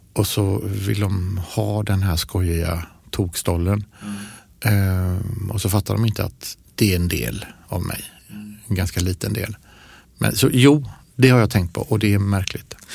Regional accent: Ucklum, Västra Götaland, Sweden; moved away; jag växte upp i Ucklum.

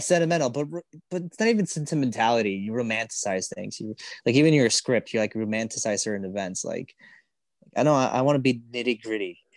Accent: Chicago, Illinois, United States; we're from Chicago

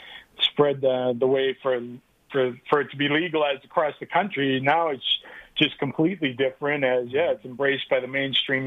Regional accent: New England, United States; moved away; growing up in the New England area

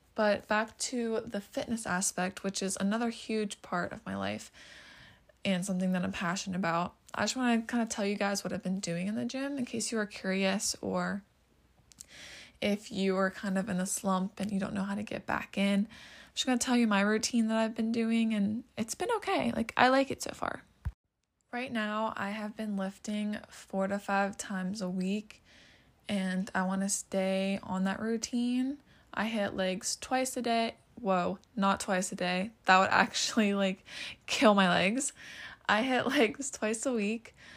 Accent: Pennsylvania, United States; I'm from Pennsylvania

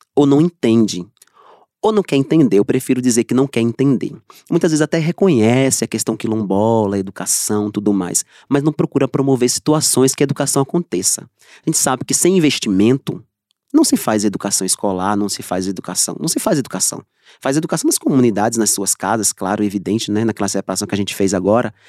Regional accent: Trigueiros, Pernambuco, Brazil; eu sou de Trigueiros

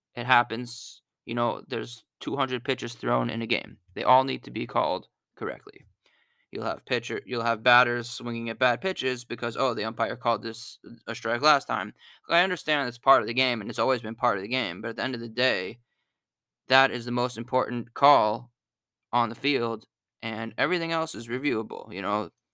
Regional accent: Pittsburgh, Pennsylvania, United States; now in Philadelphia, United States; I'm from Pittsburgh

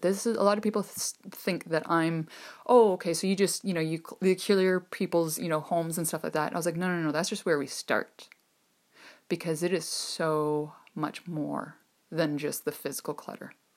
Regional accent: Ontario, Canada; I'm from Ontario, Canada

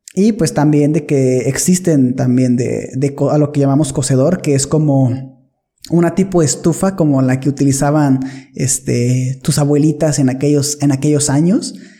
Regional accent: northern Mexico, Mexico; yo nací en una ciudad en, el norte, muy, muy norte de México

